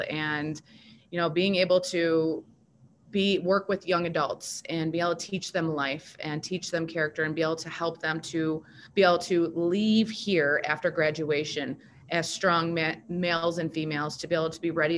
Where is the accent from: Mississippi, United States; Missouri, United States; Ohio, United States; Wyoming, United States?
Ohio, United States; Sylvania; I am proud of growing up in Sylvania. I went through Sylvania schools, kindergarten through 12th grade, graduated from Northview. I went to Highland Elementary, McCord Junior High, and then Northview High School.